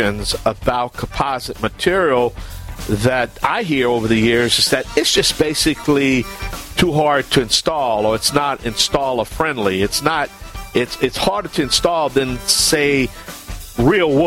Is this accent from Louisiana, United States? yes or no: yes; Cajun, Louisiana, United States; I'm the …